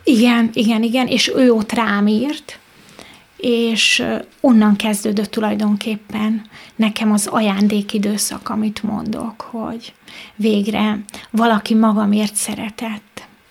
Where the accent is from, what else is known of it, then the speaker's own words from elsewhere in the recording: Mezőlak, Veszprém County, Hungary; also born or lived in Pápa; Pápán születtem, de egy kis faluban mezőlakon éltem.